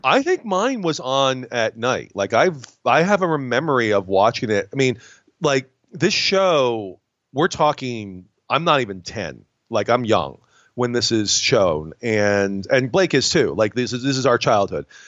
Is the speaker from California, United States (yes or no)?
no; Binghamton, New York, United States; I'm from Binghamton, New York. Uh, which is Rod Serling's hometown, and he is our biggest celebrity.